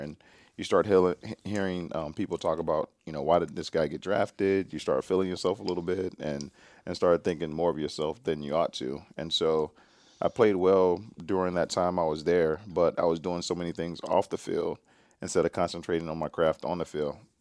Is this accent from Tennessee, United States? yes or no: yes; Nashville, Tennessee, United States; moved away as an adult; also born or lived in Atlanta / British Columbia; my hometown of Nashville, Tennessee